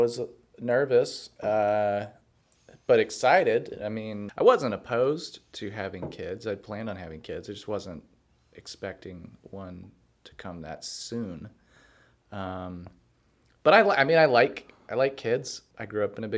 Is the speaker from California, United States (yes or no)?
no; San Antonio, Texas, United States; I grew up in San Antonio, Texas, and I got called Weddo a lot